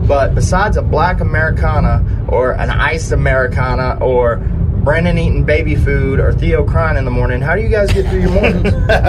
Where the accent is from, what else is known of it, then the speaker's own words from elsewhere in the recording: Georgia, United States; I am from Georgia.